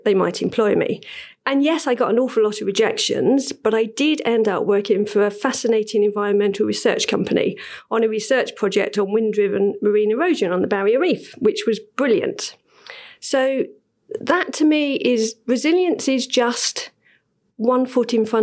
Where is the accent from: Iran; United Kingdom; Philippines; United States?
United Kingdom; London; I was born in Bow, and I remember I had a brilliant childhood